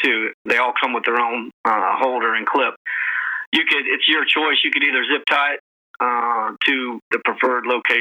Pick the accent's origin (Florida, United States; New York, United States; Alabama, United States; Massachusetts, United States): Florida, United States; now in Atlanta, United States; I'm from Florida, but I've lived in Atlanta since 1995